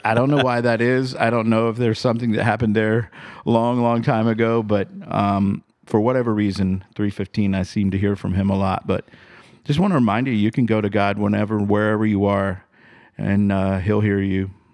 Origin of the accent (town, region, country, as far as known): United States